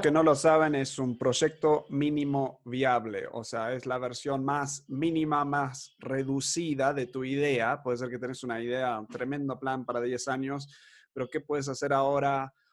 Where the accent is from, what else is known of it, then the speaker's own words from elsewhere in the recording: Argentina; nos criamos en Argentina